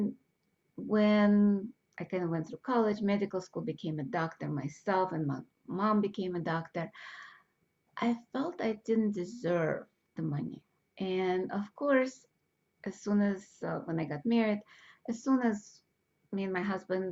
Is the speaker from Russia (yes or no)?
yes; Russia; moved away; I grew up in Russia